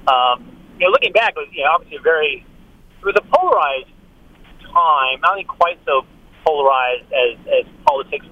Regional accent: Orange County, California, United States; I was born and raised in Orange County

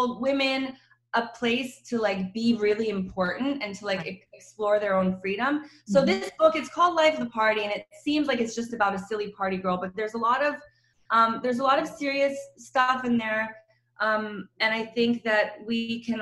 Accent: Chapel Hill, North Carolina, United States; moved away as an adult; also born or lived in Croatia / Sisak / Milan; now in Los Angeles, United States; So I grew up in North Carolina. I grew up in Chapel Hill.

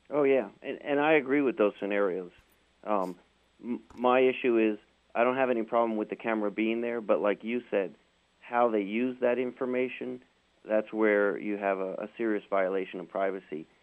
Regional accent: New York, United States; I grew up in New York

